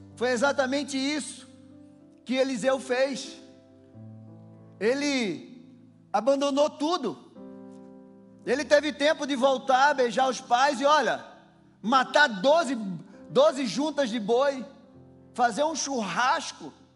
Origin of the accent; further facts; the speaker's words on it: Recife, Pernambuco, Brazil; moved away as an adult; o lugar mais longe que eu morei em Recife foi 10 minutos da praia. Passei seis meses indo para Porto de Galinha todo final de semana. Estava no meio da minha casa, no meio da minha família, na minha terra.